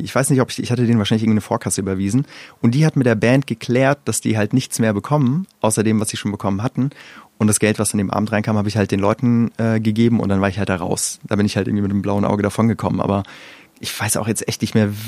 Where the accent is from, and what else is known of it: Wiesbaden, Hesse, Germany; born or raised there; moved away as an adult; also born or lived in Iran; now in Berlin, Germany